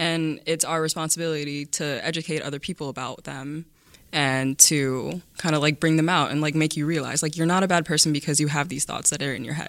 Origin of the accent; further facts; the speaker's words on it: Cedarburg, Wisconsin, United States; I moved into the Cedarburg School District when I was in fourth grade, so I've been here since then.